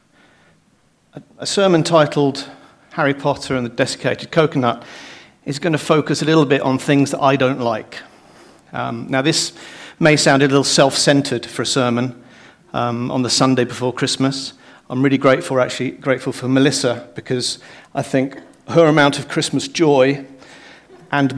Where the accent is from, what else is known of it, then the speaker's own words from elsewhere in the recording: United Kingdom; also born or lived in Ireland; as a Brit, actually, according to my passport now, an Irishman